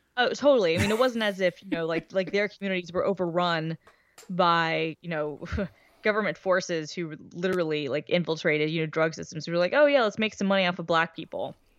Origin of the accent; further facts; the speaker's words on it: the South, United States; I'm from the South